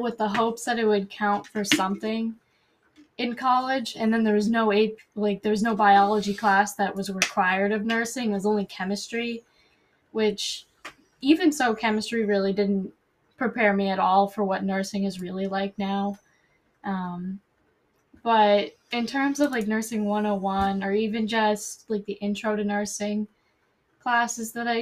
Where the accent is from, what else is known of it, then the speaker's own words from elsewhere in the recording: Brockton, Massachusetts, United States; I'm from Brockton